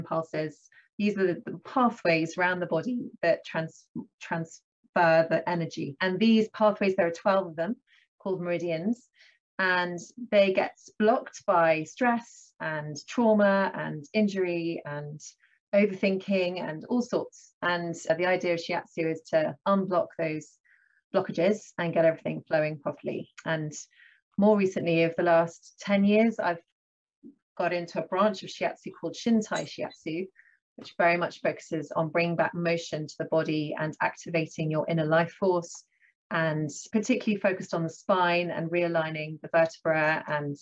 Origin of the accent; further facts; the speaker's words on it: Sussex, South East England, United Kingdom; moved away as an adult; also born or lived in South Africa / Cranleigh, Surrey / Edinburgh; now in near Bicester, United Kingdom; I come from Sussex. That's where I grew up, although I was born in South Africa.